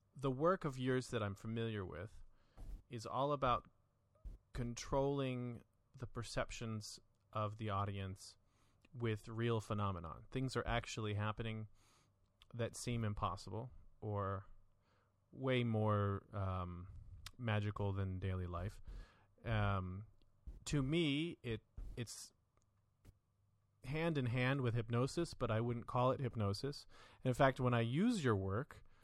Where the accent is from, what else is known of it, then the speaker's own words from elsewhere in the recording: Florida, United States; I grew up in Florida